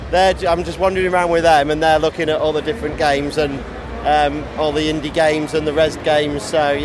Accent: Cleethorpes, Yorkshire and the Humber, United Kingdom; I'm from Cleveorps.

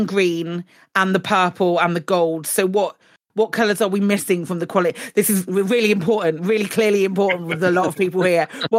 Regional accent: United Kingdom; we are British.

